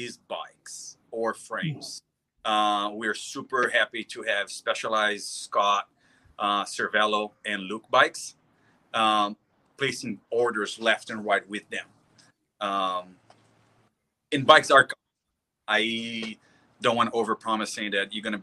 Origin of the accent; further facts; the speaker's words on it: Brazil; moved away as an adult; now in San Clemente, United States; I'm from Brazil. I've been here in the state for like 17 years ago